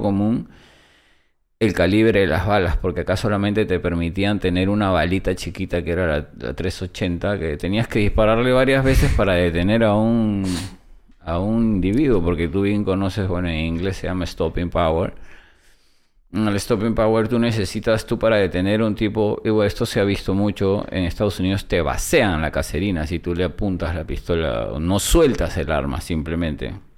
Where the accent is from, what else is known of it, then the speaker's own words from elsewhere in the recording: Peru; moved away as an adult; also born or lived in United States; soy peruano